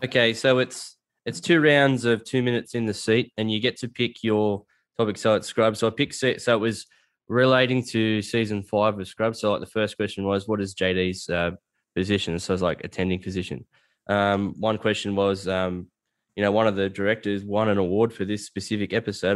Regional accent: Australia; I'm from a bush town, like a little country town

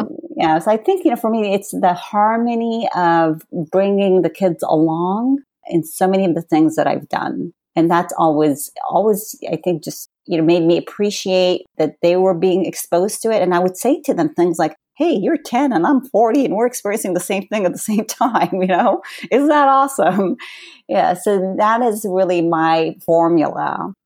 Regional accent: California, United States; born or raised there; also born or lived in Palestine

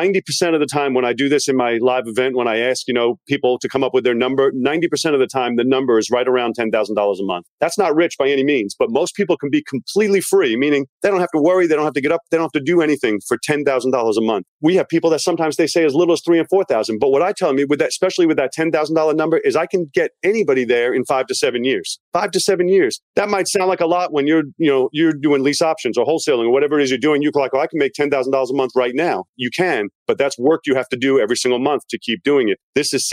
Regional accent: Long Island, New York, United States; moved away; also born or lived in Virginia; I'm from Long Island, New York, but I moved to Virginia, which is why my accent's a little bit confused.

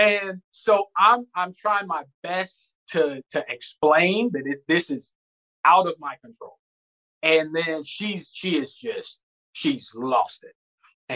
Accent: the South, United States; moved away; I'm from the South

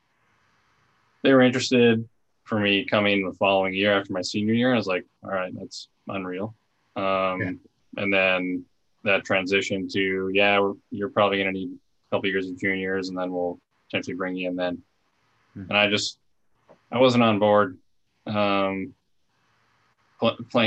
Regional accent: Minnesota, United States; moved away; also born or lived in Washington / Finland; I was bouncing around from different team to different team in Minnesota pretty much from the beginning of my career

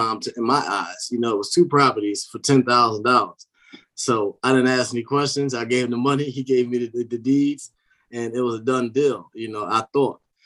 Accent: Philadelphia, Pennsylvania, United States; moved away as an adult; now in Maryland, United States; I'm from Philadelphia originally

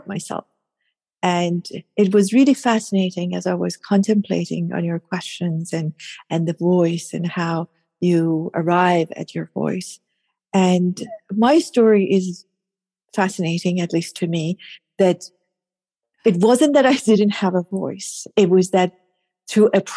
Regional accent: Tehran, Tehran Province, Iran; I was born and raised in Iran, in Tehran, Iran. So I'm Persian

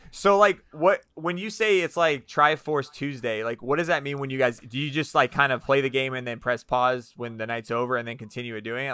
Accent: Orlando, Florida, United States; I grew up in Orlando

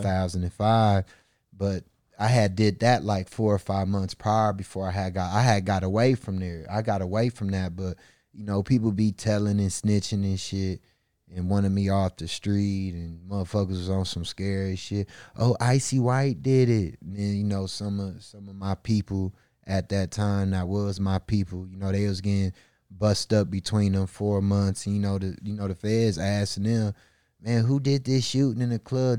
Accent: Milwaukee, Wisconsin, United States; I was raised in a all black community on the north side of Milwaukee, Wisconsin.

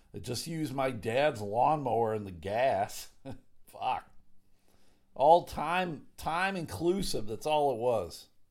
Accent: Clarence, New York, United States; I grew up in a town called Clarence.

